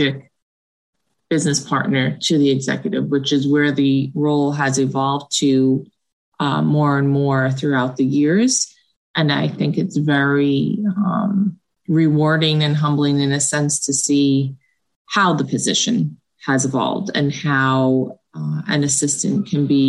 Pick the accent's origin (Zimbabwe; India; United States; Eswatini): United States; New Jersey; born or raised there